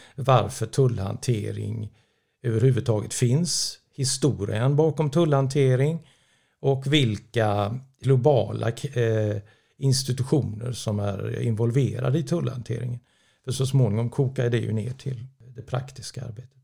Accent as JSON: {"language": "Swedish", "town": "Gothenburg", "region": "Västra Götaland", "country": "Sweden", "tie": "born or raised there", "said": "jag är uppvuxen i Göteborg"}